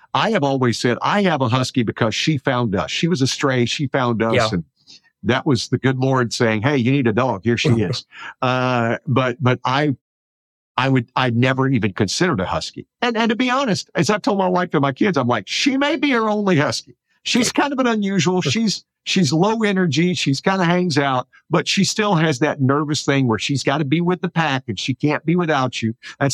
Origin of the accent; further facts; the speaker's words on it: Deep South, United States; now in Bay Area, United States; when I was growing up, especially in the Deep South